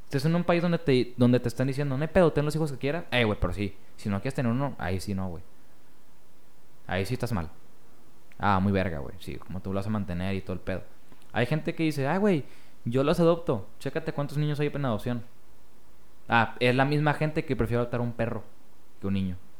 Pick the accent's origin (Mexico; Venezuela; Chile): Mexico; somos todos los mexicanos